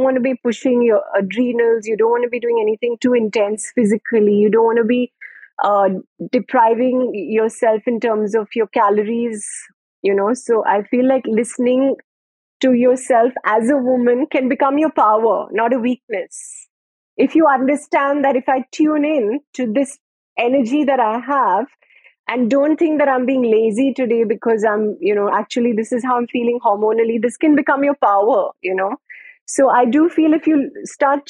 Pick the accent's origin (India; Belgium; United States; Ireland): India; being an Indian woman